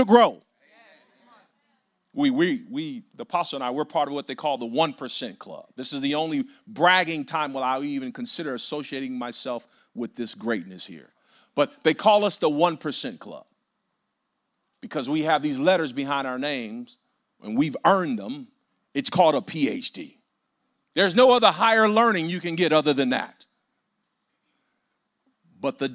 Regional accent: Compton, California, United States; I grew up in Compton

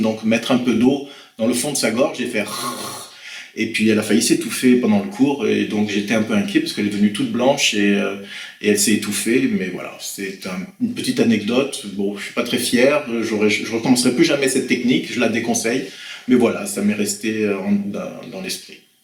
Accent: Blois, Centre-Val de Loire, France; moved away as an adult; also born or lived in Venezuela / French Antilles; je suis né à Blois en 1967

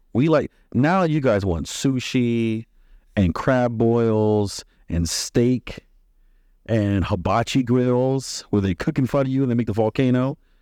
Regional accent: Maryland, United States; born or raised there; also born or lived in Texas

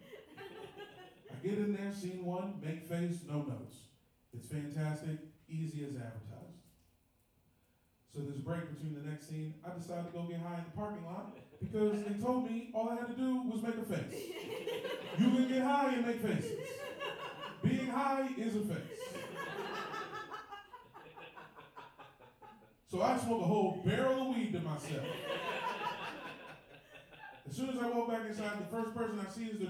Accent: Woodbridge, Virginia, United States; I'm from the D.C. area. I'm from Northern Virginia, which is different

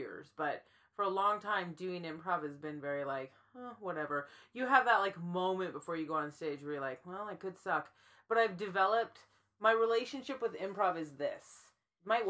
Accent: Cambridge, Ontario, Canada; now in Toronto, Canada; I grew up in Cambridge, Ontario

